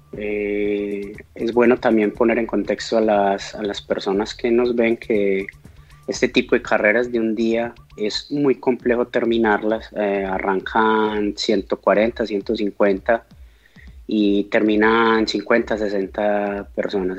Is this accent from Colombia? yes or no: yes; Colombia; uno como buen colombiano